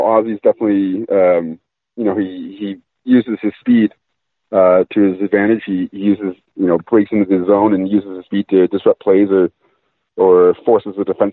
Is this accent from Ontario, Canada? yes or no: yes; Ontario, Canada; I grew up in Ontario watching the Leafs